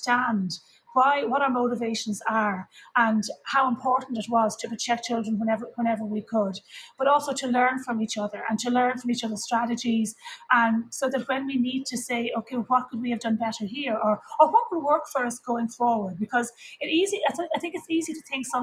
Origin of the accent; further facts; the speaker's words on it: Ireland; as an Irish person